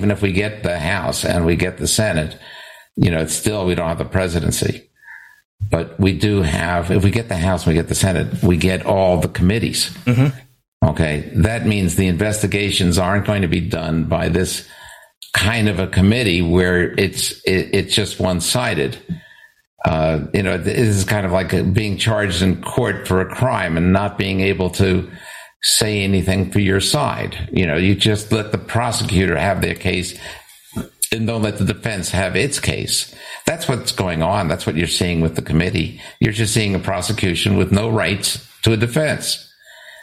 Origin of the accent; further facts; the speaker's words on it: United States; moved away; also born or lived in Canada; as the American guy